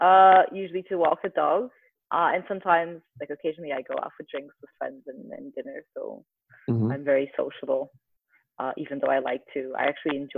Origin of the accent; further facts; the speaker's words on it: Porto, Norte, Portugal; moved away as an adult; now in Lisbon, Portugal; I'm currently based in Lisbon, Portugal. I'm originally from Porto, but I've been living here for the past 10 years or so.